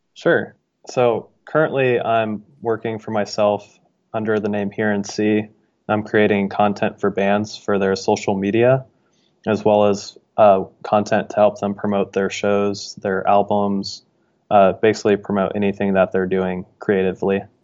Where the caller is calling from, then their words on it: Dayton, Ohio, United States; I'm calling from Dayton, Ohio